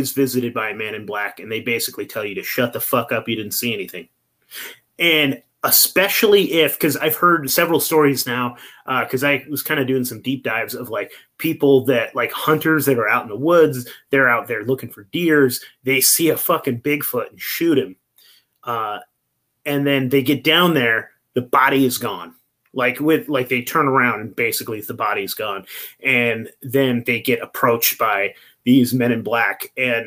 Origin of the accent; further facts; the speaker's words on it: Eureka, California, United States; I'm originally from Eureka, California